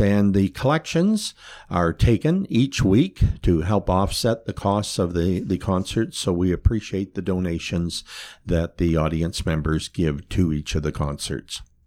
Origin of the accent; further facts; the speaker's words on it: Kilworthy, Ontario, Canada; I can remember be growing up in Kilworthy, watching the, uh, uh, procession come up the highway